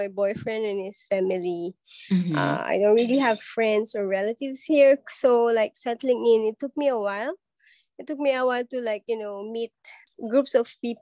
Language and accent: English; Philippines; moved away as an adult; now in Singapore; as a Filipino.